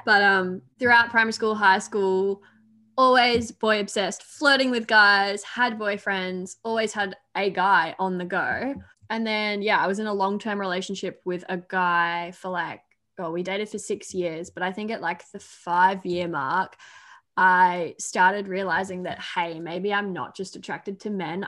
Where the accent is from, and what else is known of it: Australia; accent: Aussie